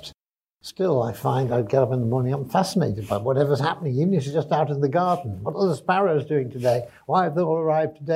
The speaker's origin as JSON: {"language": "English", "town": "Sheffield", "region": "Yorkshire and the Humber", "country": "United Kingdom", "tie": "born or raised there", "said": "I was born in Sheffield in the 50s"}